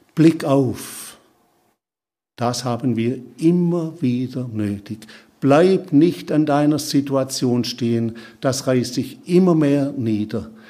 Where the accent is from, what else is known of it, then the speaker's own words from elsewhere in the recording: Schorndorf area, Baden-Württemberg, Germany; also born or lived in Kaisersbach / Papua New Guinea; ich bin in Schondorf zur Schule gegangen